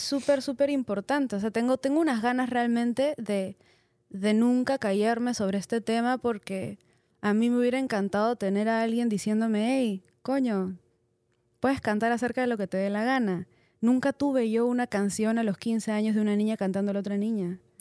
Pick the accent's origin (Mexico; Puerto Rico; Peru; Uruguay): Peru; soy soy peruana, soy latina